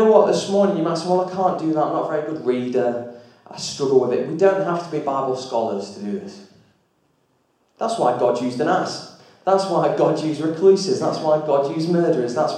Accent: Lancashire, North West England, United Kingdom; moved away as an adult; now in Derbyshire, United Kingdom; If I go back to Lancashire, the homeland

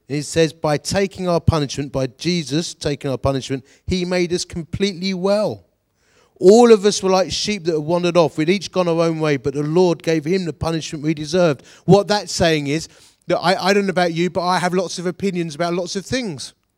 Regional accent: Dagenham, London, United Kingdom; we come from Dagenham

